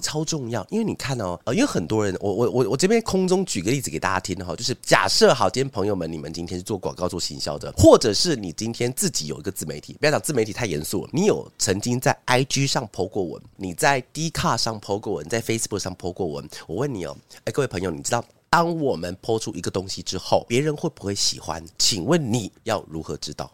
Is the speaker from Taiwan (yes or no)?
yes; Taiwan; moved away; also born or lived in Taipei; 我在， 我在新竹主动地方成长